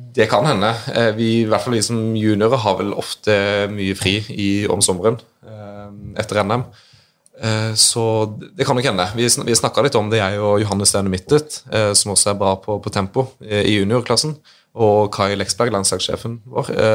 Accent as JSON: {"language": "Norwegian", "town": "Grimstad", "region": "Agder", "country": "Norway", "said": "jeg er fra Grimstad"}